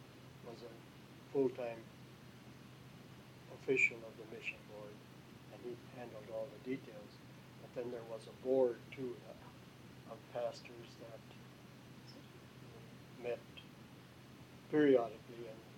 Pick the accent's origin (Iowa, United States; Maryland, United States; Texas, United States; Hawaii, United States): Iowa, United States; Denver; moved away as an adult; also born or lived in North Dakota / Papua New Guinea; go back to Denver, Iowa, where I was to be commissioned as a foreign missionary.